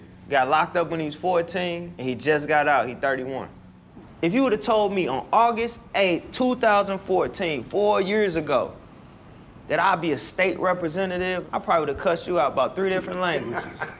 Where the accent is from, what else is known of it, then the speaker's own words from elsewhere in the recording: St. Louis, Missouri, United States; I'm from 4300 Gibson. My hood don't look no different than any other hood out here around Fairground, the West Side, or nowhere else. The common denominator was we was poor.